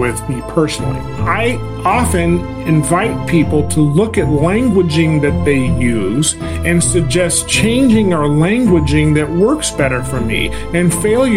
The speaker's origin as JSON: {"language": "English", "region": "California", "country": "United States", "also_born_or_lived": "Washington, D.C.", "moved": "as an adult", "said": "I'm a Californian, and I went to college in Southern California, in Los Angeles"}